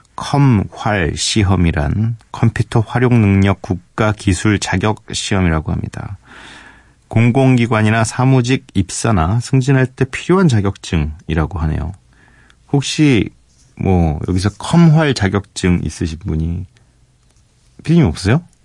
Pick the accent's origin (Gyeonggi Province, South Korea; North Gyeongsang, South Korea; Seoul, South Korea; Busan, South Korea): Seoul, South Korea; also born or lived in Geumdang-do (Geogeumdo), Goheung, South Jeolla; 거기가 이제 제 고향 뭐 그렇다고 제가 거기서 뭐 흙 먹고 막 자라고 이러진 않았습니다. 전 태어나서 태어나서 뭐 이렇게 아무것도 모를 때 올라왔어요 서울로 거의 거의 대부분 서울 사람인데